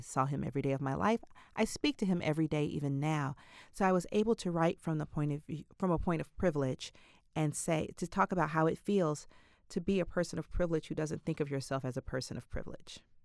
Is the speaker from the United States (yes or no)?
yes; Atlanta, Georgia, United States; I was brought up in Atlanta.